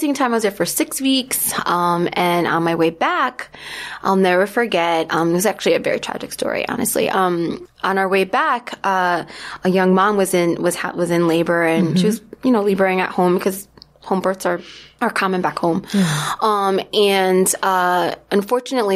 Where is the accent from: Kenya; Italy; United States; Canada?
United States; Connecticut; I was born and raised in Connecticut